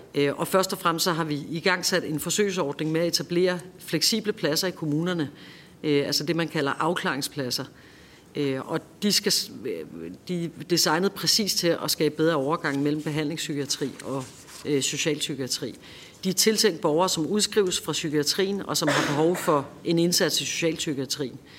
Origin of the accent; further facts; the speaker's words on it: Copenhagen, Capital Region of Denmark, Denmark; Jeg er selv københavner